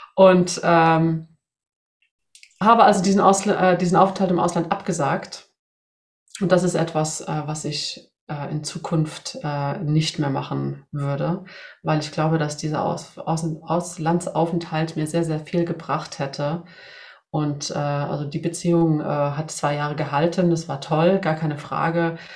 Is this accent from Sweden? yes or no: yes; Sweden; moved away; ich komme aus Schweden